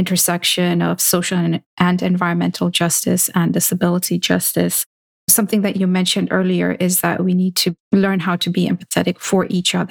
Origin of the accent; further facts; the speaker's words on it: Kenya; also born or lived in India; now in United States; growing up in Kenya and then moving to the US